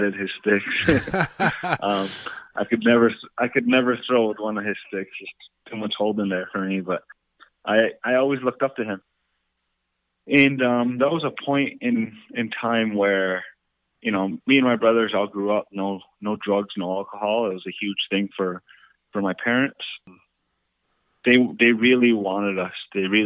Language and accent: English; Onondaga Reservation, New York, United States; growing up on Onondaga Reservation